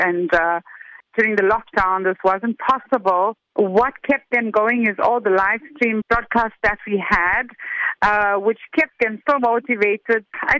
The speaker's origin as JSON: {"language": "English", "country": "South Africa", "said": "We're proudly South African."}